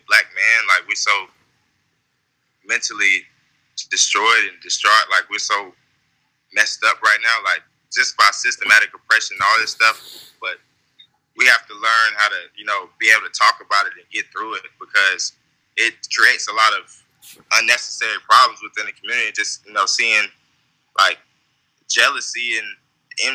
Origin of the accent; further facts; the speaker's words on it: Tampa, Florida, United States; I'm actually from Tampa